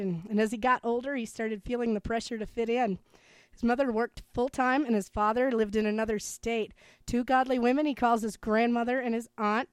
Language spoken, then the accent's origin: English; Minnesota, United States; just 4 hours up the street from me, Minneapolis, in my home state of Minnesota.